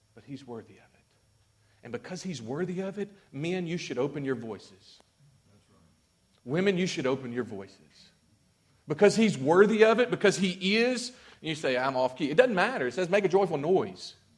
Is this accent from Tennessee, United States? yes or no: no; Mississippi, United States; I'm from Mississippi